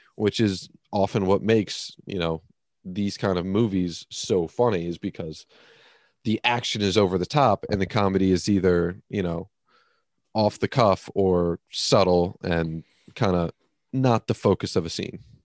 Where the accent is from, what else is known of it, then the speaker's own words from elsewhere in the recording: United States; as an American